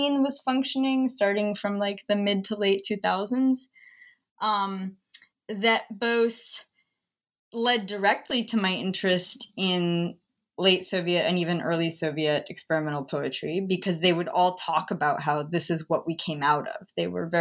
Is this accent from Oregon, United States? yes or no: no; Chapel Hill, North Carolina, United States; I spent some time growing up in Chapel Hill.